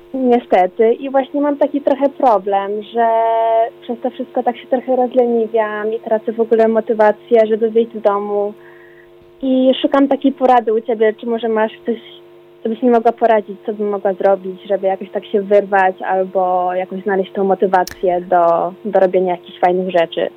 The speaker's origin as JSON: {"language": "Polish", "town": "Warsaw", "region": "Masovian Voivodeship", "country": "Poland", "said": "z Warszawki pochodzę, stolicy naszej kochanej"}